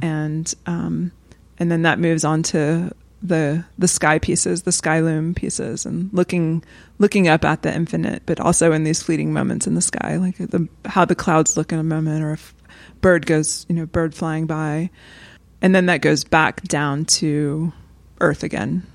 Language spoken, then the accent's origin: English; the American South, United States; as a white Southerner